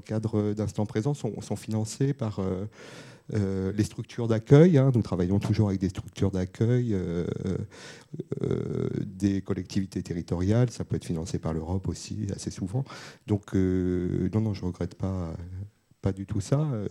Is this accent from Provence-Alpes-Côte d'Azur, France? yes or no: no; Bobigny, Île-de-France, France; je venais de Bobigny